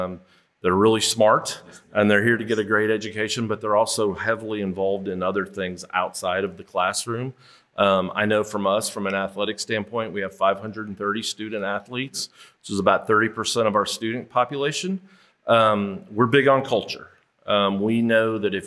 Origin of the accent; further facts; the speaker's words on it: Kansas City, United States; moved away as an adult; now in Memphis, United States; I grew up in Kansas City